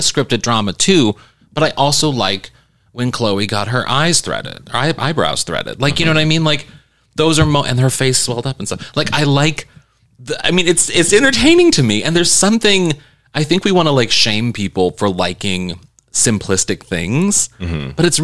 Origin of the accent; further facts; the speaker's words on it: Missouri, United States; moved away; I come from Missouri, and like, I'm used to people making fun of where I come from